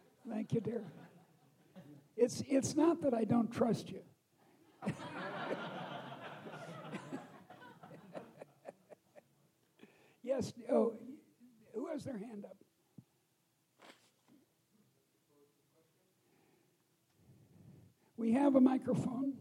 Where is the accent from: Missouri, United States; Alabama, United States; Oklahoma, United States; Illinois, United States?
Illinois, United States; Chicago; also born or lived in Boston; I come from Chicago.